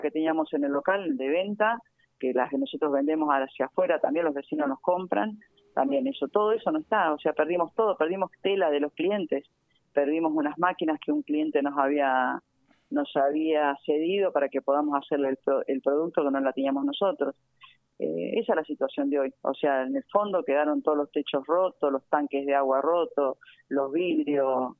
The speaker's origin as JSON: {"language": "Spanish", "town": "Avellaneda", "region": "Buenos Aires Province", "country": "Argentina", "tie": "born or raised there", "said": "vengo de los barrios, nací en Villa Corina"}